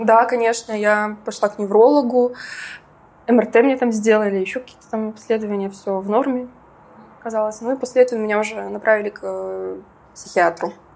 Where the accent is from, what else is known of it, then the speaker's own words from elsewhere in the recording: Minsk, Belarus; also born or lived in Georgia; я вообще из Минска